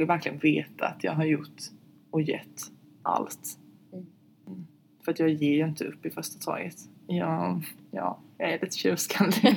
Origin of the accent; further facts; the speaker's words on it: southern Sweden, Sweden; hemma i södra Sverige